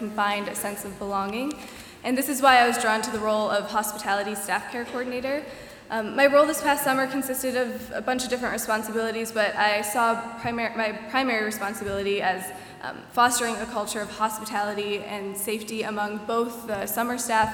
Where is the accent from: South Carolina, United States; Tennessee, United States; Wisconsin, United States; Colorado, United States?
Wisconsin, United States; Milwaukee; I'm a junior elementary and special education major from Milwaukee, Wisconsin.